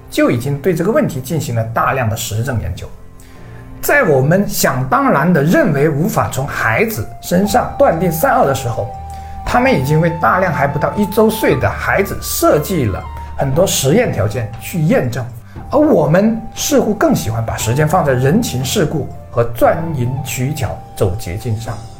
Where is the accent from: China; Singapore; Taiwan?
China; 我们是中国人